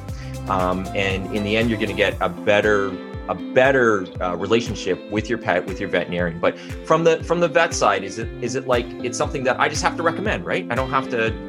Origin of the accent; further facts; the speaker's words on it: Canada; I'm a Canadian.